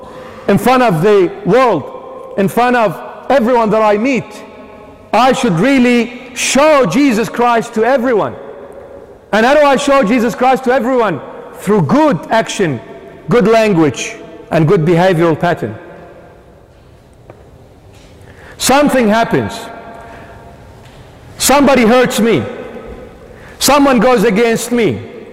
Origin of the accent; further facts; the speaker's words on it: Sydney, New South Wales, Australia; We're growing up in the 21st century. We're growing up in the West. We're growing up in Sydney, Australia.